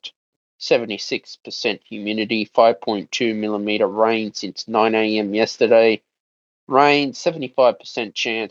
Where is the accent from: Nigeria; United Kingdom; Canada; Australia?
Australia; New South Wales; being an Australian citizen, this island nation